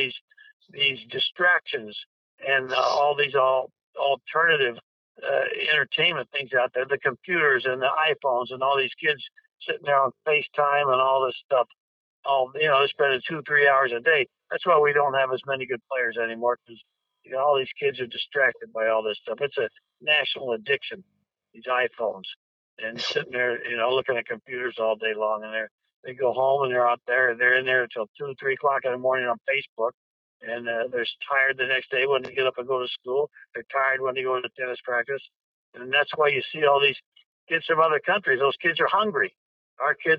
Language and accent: English; Decatur, Illinois, United States; moved away; I'm from Decatur, Illinois, soybean capital of the world. Home of high flyer kites, and there was not a whole lot to do back there